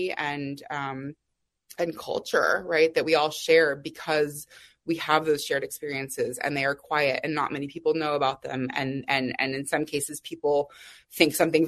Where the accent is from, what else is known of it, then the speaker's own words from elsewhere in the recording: Austin, Texas, United States; I grew up in Austin, Texas.